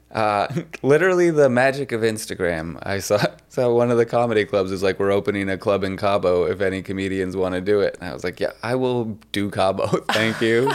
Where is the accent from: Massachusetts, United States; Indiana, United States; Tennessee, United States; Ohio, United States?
Massachusetts, United States; Boston; I'm from Boston